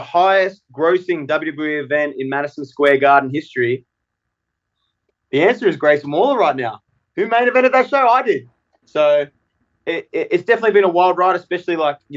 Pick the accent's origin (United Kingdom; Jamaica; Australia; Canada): Australia; now in United States; especially as an Australian